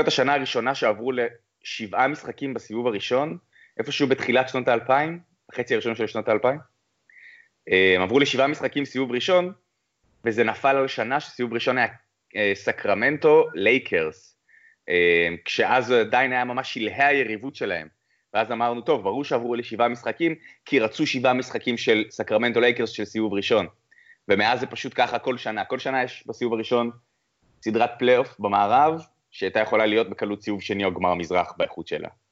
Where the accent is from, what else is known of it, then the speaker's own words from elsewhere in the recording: Ness Ziona, Central District, Israel; now in United States; אני לא מארצות הברית, אני מנס ציונה